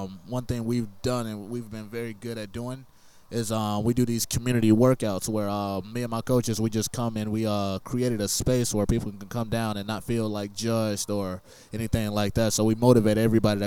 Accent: Northwest Indiana, United States; moved away as an adult; now in Lafayette, United States; I'm actually from Northwest Indiana

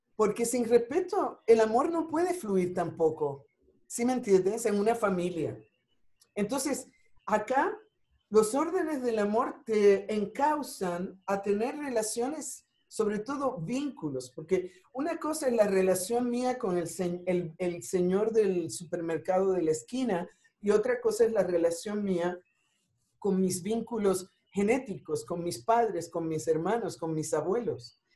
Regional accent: Ponce, Puerto Rico; moved away as an adult; also born or lived in New York; now in Mexico; soy de Ponce

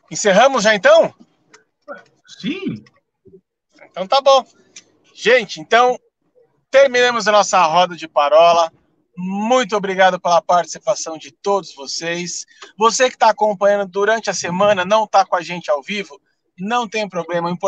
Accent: São Paulo, Brazil; now in Curitiba, Brazil; quando eu saí de São Paulo, a questão da nomenclatura e a forma como se trata pastores aqui em Curitiba foi um pouco diferente da nossa realidade aí de São Paulo, né?

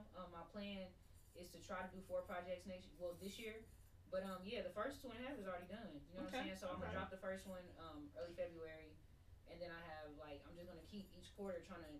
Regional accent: Enid, Oklahoma, United States; moved away as an adult; now in Oklahoma City, United States; I'm from Enid.

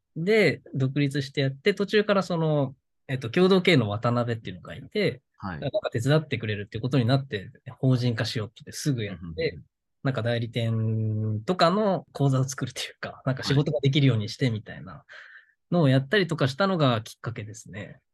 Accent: Okinawa, Japan; moved away as an adult; now in Tokyo, Japan; 沖縄にいた頃はそんな、あんまり興味がなかったというか、その実家暮らしだったので

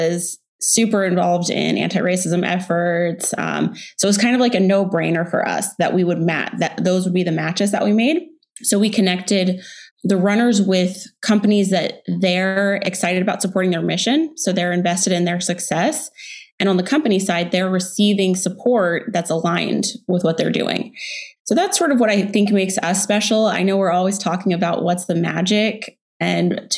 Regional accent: Texas, United States; also born or lived in Houston / Dallas; now in Austin, United States; I grew up in Texas, born in Houston. In middle school, we moved to Dallas

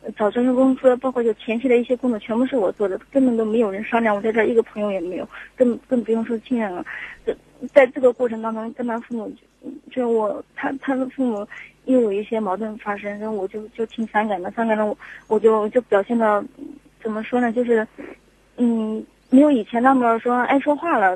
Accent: Jiangsu, China; moved away as an adult; also born or lived in Shanghai; now in Zhengzhou, China; 我老家是江苏的

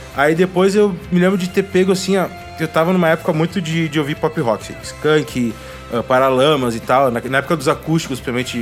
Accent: Gaúcho, Rio Grande do Sul, Brazil; eu sou gaúcho

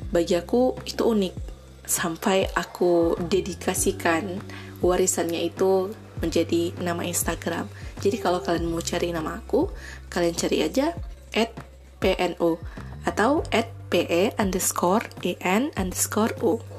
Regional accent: Pidie Jaya, Aceh, Indonesia; Nah, aku berasal dari Aceh, tepatnya di Kabupaten Pidijaya.

